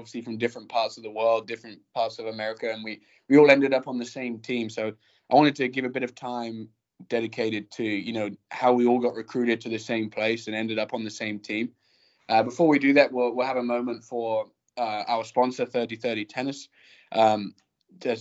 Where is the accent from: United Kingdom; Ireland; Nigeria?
United Kingdom; England; moved away; I'm from England, across the pond.